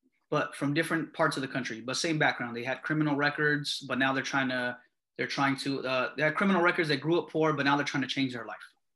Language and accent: English; Bay Area, California, United States; I've grown up in California and in the Bay Area